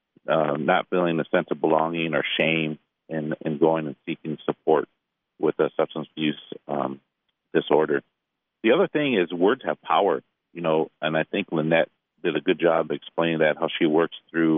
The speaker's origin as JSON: {"language": "English", "town": "Detroit", "region": "Michigan", "country": "United States", "said": "I'm from Detroit"}